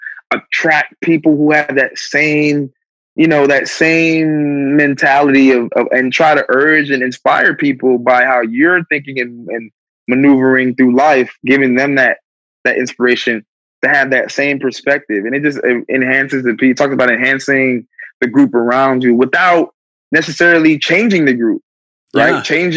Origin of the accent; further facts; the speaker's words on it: Plainfield, New Jersey, United States; the street that I grew up on in Plainfield, New Jersey.